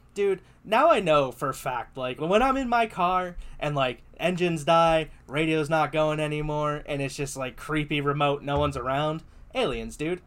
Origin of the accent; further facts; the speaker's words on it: United States; I'm too American